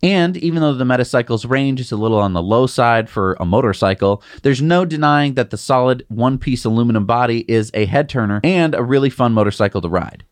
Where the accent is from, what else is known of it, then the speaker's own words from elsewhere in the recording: United States; I'm an American